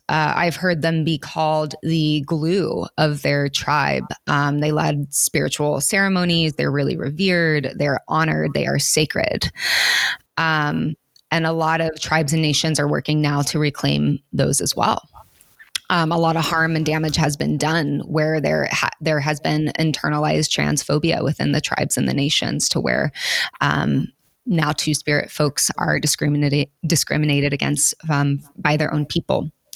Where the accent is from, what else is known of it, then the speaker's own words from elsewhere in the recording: Oklahoma, United States; moved away; I grew up in Oklahoma and people who are different in any way have to leave to survive